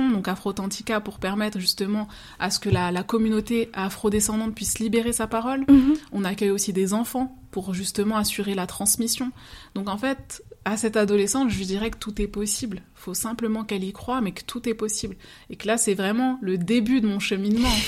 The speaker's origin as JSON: {"language": "French", "region": "Martinique", "country": "France", "said": "et pourtant, je suis martiniquaise, mais c'est les mêmes processus qu'on retrouve en termes d'immigration."}